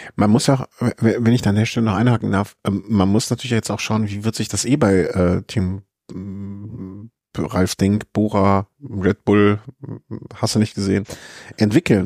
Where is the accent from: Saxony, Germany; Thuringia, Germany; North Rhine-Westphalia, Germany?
North Rhine-Westphalia, Germany; Cologne; ich komme aus Köln